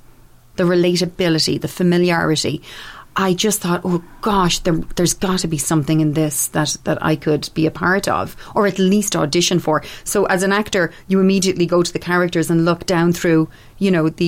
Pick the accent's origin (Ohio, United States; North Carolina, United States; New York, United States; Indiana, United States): New York, United States; Brooklyn; Actually, no, I'm from Brooklyn. This is just the accent I do for the show.